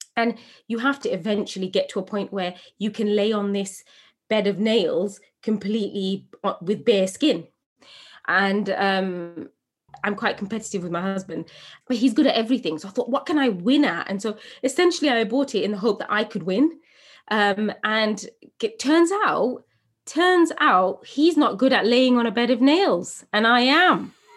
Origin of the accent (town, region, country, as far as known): England, United Kingdom; born or raised there